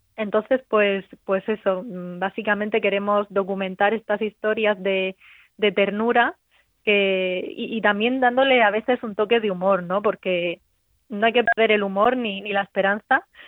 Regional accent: Region of Murcia, Spain; yo como murciana

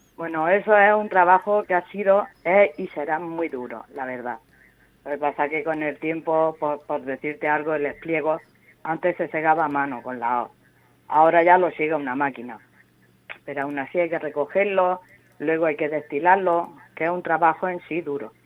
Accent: Sáez, Region of Murcia, Spain; yo realmente soy de Saez, que están las famosas cuevas de Saez

